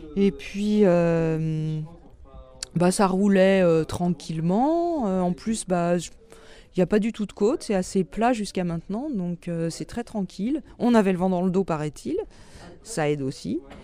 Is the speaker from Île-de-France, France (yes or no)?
yes; Paris, Île-de-France, France; moved away as an adult; also born or lived in Brittany; je suis parisienne d'origine. j'ai quitté Paris en 88.